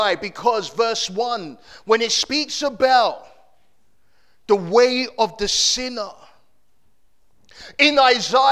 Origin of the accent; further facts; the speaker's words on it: London, United Kingdom; growing up in Camberwell